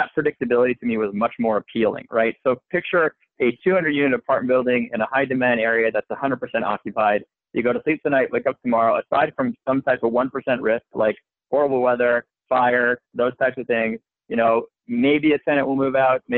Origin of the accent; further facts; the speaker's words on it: Montreal, Quebec, Canada; moved away as an adult; also born or lived in Philadelphia; now in United States; I'm originally from Montreal, Canada